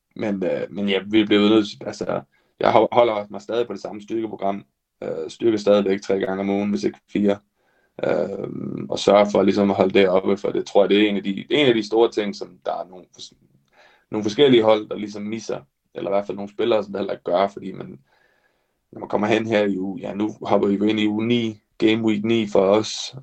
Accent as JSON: {"language": "Danish", "country": "Denmark", "said": "jeg er den første dansker nogensinde"}